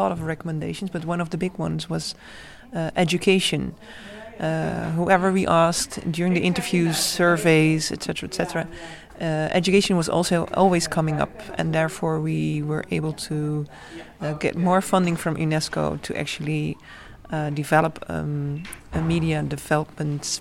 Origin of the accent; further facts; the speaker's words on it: Curaçao; I'm a scholar from Curaçao.